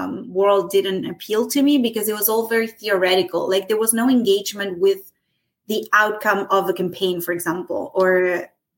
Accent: Argentina; moved away as an adult; now in Canada; I'm from Argentina. I immigrated into Canada in 2008.

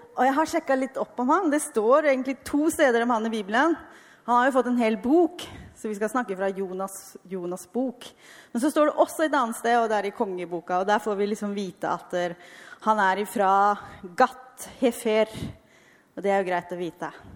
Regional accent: Halden, Østfold, Norway; moved away as an adult; also born or lived in Askim / Argentina; jeg er fra Ytre Østfold, Halden

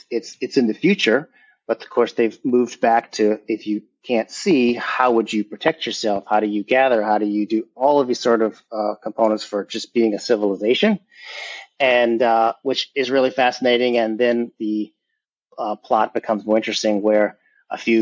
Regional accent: Louisiana, United States; also born or lived in New Orleans; born and raised in Louisiana

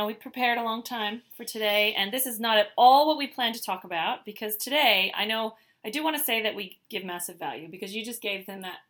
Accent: Canada; moved away as an adult; now in Australia; being Canadian and being in Australia for 20 years, the only time where I miss home is Christmas.

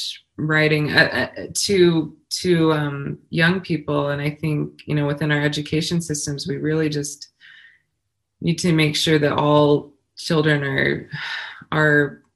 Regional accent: Colorado Springs, Colorado, United States; I grew up in Colorado Springs. My dad was in the Army and retired in Colorado Springs

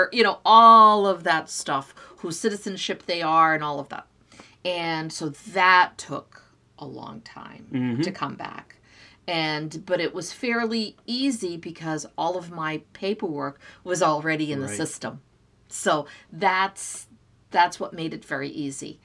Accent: Azores, Portugal; now in United States; I was born in the Azores.

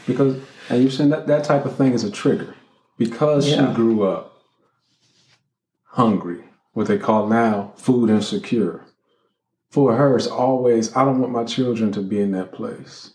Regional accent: Columbus, Ohio, United States; also born or lived in Cincinnati, Ohio; Then we moved from Columbus, Ohio, Cincinnati, Ohio.

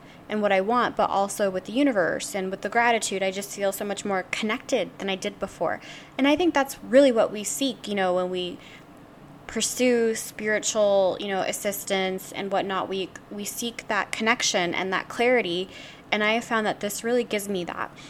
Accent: the South, United States; I grew up in the South

